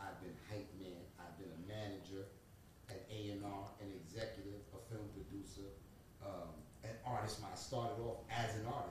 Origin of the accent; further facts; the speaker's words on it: New York City, New York, United States; I'm from Brooklyn.